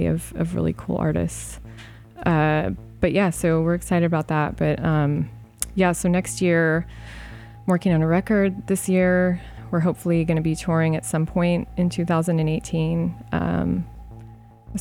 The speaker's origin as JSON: {"language": "English", "town": "Los Angeles", "region": "California", "country": "United States", "tie": "born or raised there", "said": "we grew up in San Pedro, which is like a really big part of like lowrider culture."}